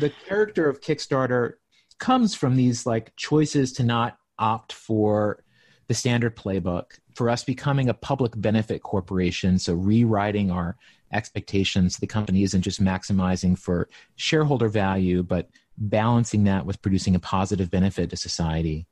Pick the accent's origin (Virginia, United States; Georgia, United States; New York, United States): Virginia, United States; Appalachia, Southwest; moved away; I grew up in Southwest Virginia, in Appalachia, so, like, in the mountains